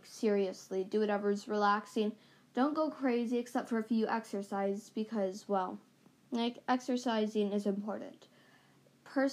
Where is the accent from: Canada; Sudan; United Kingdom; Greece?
Canada; we're both from Canada, and we're proud to be Canadian